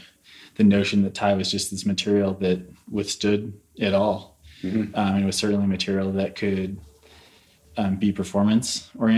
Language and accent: English; St. Louis, Missouri, United States; moved away as an adult; now in Boulder, United States; I'm from St. Louis originally.